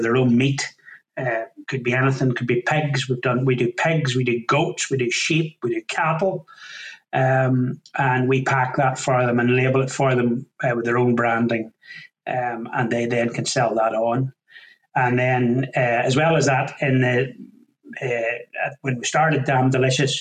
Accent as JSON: {"language": "English", "area": "County Down", "region": "Northern Ireland", "country": "United Kingdom", "moved": "yes", "lives_now": "Lanarkshire, United Kingdom", "said": "not originally from these parts, originally from County Down in Northern Ireland"}